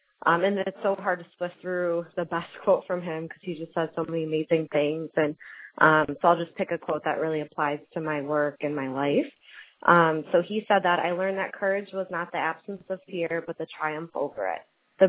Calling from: Miami, Florida, United States; also born or lived in Chicago, Illinois; I'm calling from Miami, Florida. I received my doctorate at Illinois School of Professional Psychology in Chicago, Illinois, and then I relocated to Miami, Florida for my postdoc at Florida International University.

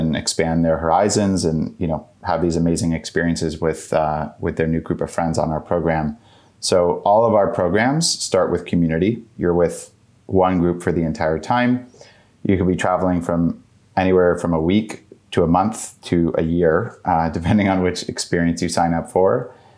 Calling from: Washington, District of Columbia, United States; I'm joining from Washington, D.C.

